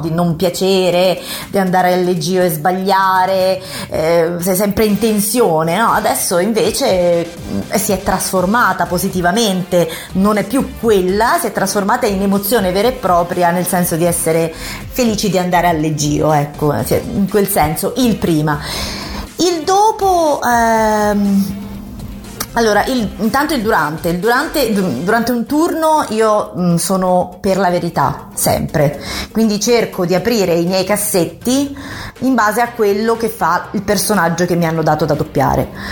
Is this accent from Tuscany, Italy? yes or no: yes; Querceta, Tuscany, Italy; moved away as an adult; now in Rome, Italy; sono nata in un paesino della Toscana vicino a Forte dei Marmi, Querceta in provincia di Lucca